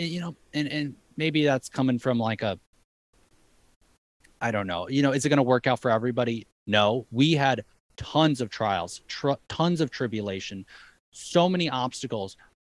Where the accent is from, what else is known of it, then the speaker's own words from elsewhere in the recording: Madison, Wisconsin, United States; now in Hawaii, United States; I mean, I'm coming from Madison, Wisconsin. You know, it ain't like this there.